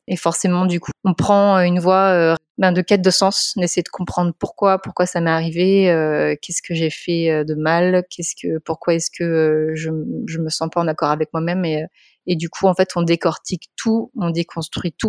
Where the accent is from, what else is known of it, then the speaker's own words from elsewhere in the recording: Montpellier, Occitania, France; je suis de Montpellier